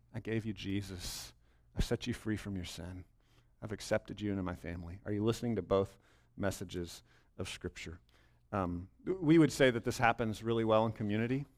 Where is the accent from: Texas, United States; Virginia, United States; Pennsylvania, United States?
Texas, United States; Bell County; I grew up in Bell County, but I grew up in a different part of Bell County than right here